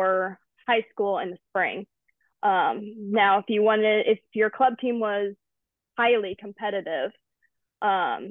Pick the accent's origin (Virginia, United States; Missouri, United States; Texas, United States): Missouri, United States; St. Louis; I grew up in the St. Louis area.